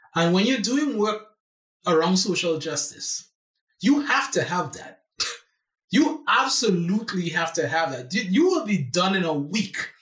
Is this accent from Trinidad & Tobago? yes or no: yes; San Fernando, Trinidad & Tobago; moved away as an adult; now in United States; I was born in in San Fernando, Trinidad and Tobago, which is the last Caribbean island in the archipelago.